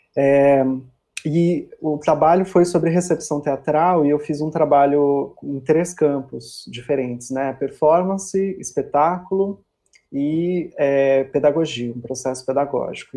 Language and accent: Portuguese; São Paulo, Brazil; moved away as an adult; now in Porto Seguro, Brazil; eu sou de São Paulo, né? Minha vida toda praticamente morei lá